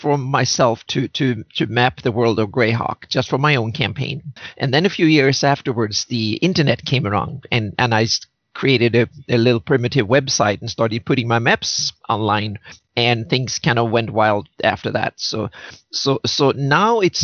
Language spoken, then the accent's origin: English; Sweden; moved away as an adult; now in California, United States; I grew up in Sweden and moved to California 7 years ago.